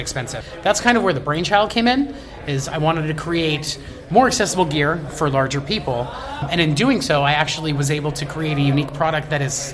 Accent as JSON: {"language": "English", "town": "Coral Springs", "region": "Florida", "country": "United States", "tie": "born or raised there", "also_born_or_lived": "Pompano Beach, Florida", "moved": "as an adult", "lives_now": "Denver, United States", "said": "I grew up in Coral Springs, Pompano Beach, Crest Haven"}